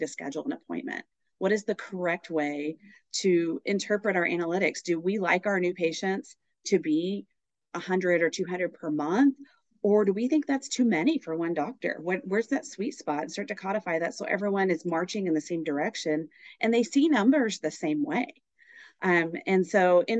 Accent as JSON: {"language": "English", "region": "Oklahoma", "country": "United States", "moved": "as an adult", "lives_now": "San Diego, United States", "said": "I'm originally from the great state of Oklahoma"}